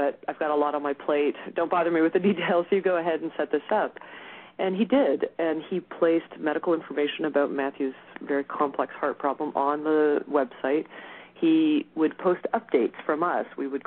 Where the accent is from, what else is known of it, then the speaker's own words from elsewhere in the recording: Montreal, Quebec, Canada; moved away as an adult; also born or lived in United States; now in Chicago, United States; We both hail from that area originally